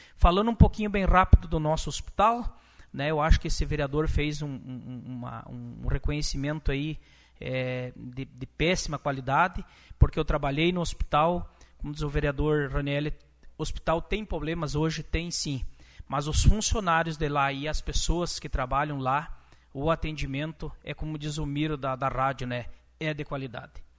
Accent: Lagoa Vermelha, Rio Grande do Sul, Brazil; eu sou filho de Lagoa Vermelha e minha terra natal é Santa Luzia

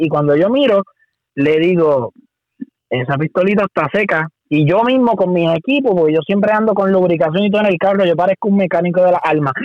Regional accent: Puerto Rico; soy el único boricua

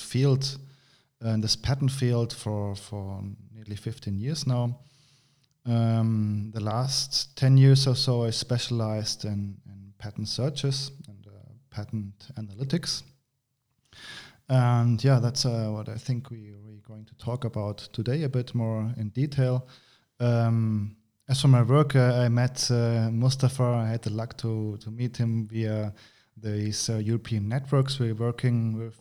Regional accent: Germany; moved away as an adult; now in Granada, Spain; I'm from Germany. I studied there, but uh, then uh, via my university, I came to, to this wonderful country named Spain. I'm living in Granada, south of Spain

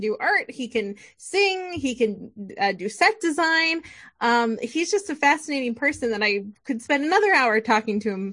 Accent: Midwest, United States; we're from the Midwest

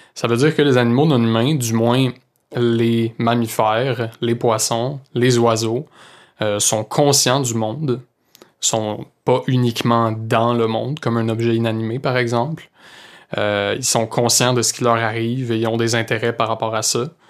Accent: Saint-Hyacinthe, Quebec, Canada; also born or lived in Sherbrooke; je viens de Saint-Hyacinthe

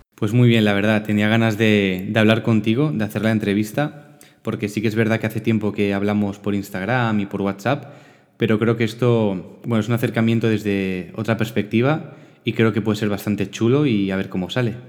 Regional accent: Barcelona, Catalonia, Spain; also born or lived in L'Hospitalet de Llobregat; Yo soy de Barcelona, vivo aquí en, en Hospitalet, que bueno, en Cataluña, ¿no? de forma más genérica. Y nací, crié, estudié todo aquí

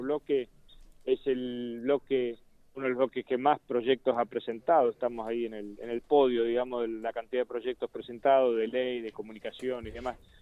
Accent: Santa Fe, Argentina; como santafesinos y como legislador santafesino

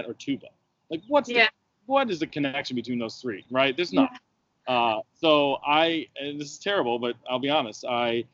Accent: Western Michigan University's hometown, United States; moved away as an adult; now in Virginia, United States; I went to school in the university in my hometown

